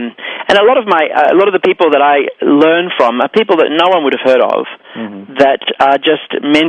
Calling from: Sydney, New South Wales, Australia; also born or lived in New York; I'm calling in from Sydney, Australia, and I'm bi-hemispherical, which means I live across both hemispheres. I have a home in Sydney and in New York, and I travel between the two about 5 or 6 times a year.

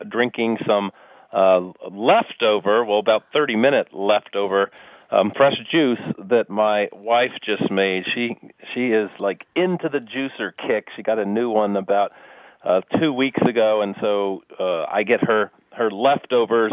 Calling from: Santa Rosa, California, United States; I am calling from Santa Rosa, California, which is about an hour north of San Francisco.

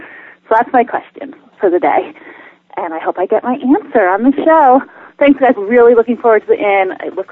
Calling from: Lake George, New York, United States; I'm calling from Lake George, New York.

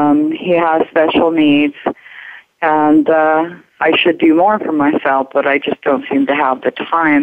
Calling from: Albuquerque, New Mexico, United States; Albuquerque, New Mexico.

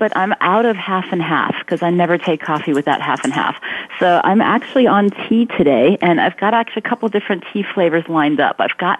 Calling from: Mountain View, California, United States; I am calling from Mountain View, home of Google.

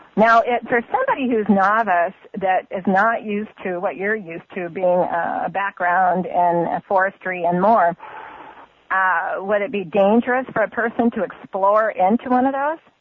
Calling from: Grants Pass, Oregon, United States; I'm calling you from Grants Pass, Oregon.

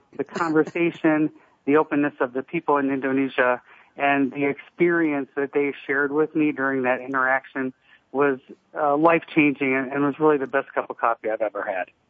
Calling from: Denver, Colorado, United States; I'm calling from Denver, Colorado

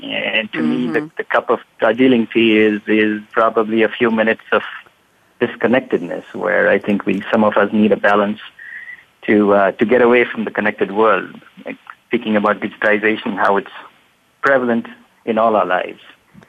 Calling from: California, United States; I'm on the other side of the world from Tillman and Sven. I'm in San Francisco Bay Area in the U.S.

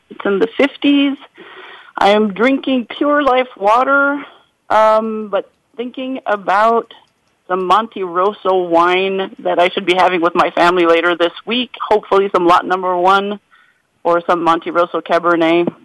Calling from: Guelph, Ontario, Canada; So I am calling in from Guelph, Canada. I'm in one of our manufacturing plants

